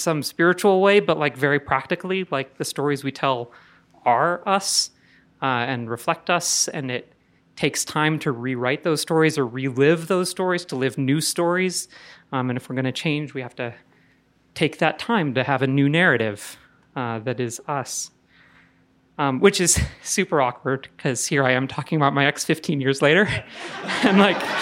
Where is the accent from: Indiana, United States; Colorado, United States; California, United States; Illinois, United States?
Indiana, United States; moved away as an adult; now in Denver, United States; I'm from Indiana